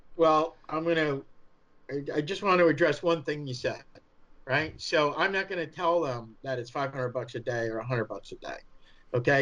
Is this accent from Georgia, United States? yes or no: no; New York, United States; accent: New York; my New York accent